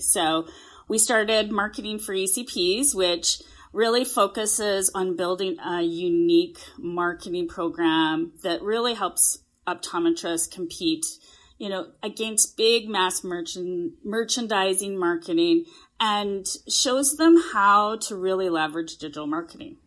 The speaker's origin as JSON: {"language": "English", "country": "Canada", "said": "I am a Canadian. I'm, I am sitting in a hotel room in Calgary right now, but yes, I'm a Canadian"}